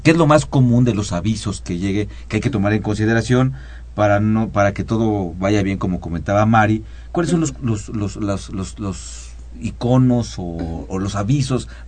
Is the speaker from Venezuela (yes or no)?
no; Mexico; Luego somos mexicanos, ¿no?